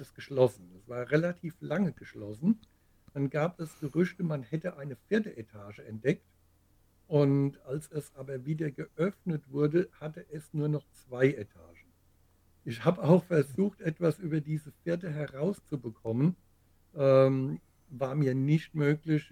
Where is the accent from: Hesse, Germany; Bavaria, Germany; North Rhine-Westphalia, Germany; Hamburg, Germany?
Hesse, Germany; Groß-Gerau; in meiner Heimatstadt Groß-Gerau